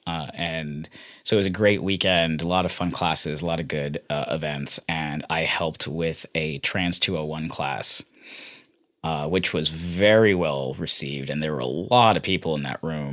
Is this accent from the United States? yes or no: yes; San Francisco, California, United States; I grew up in San Francisco in the Bay Area